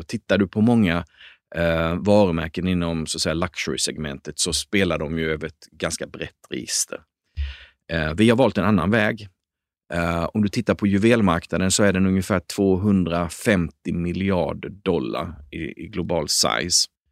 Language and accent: Swedish; Småland, Sweden; jag är uppväxt i Småland